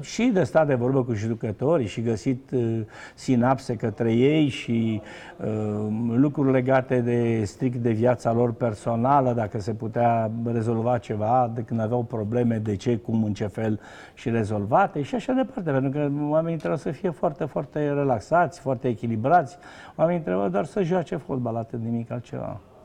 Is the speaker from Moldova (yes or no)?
no; Romania; moved away as an adult; also born or lived in France / United States; eu am plecat în, în ianuarie 89, am plecat definitiv din România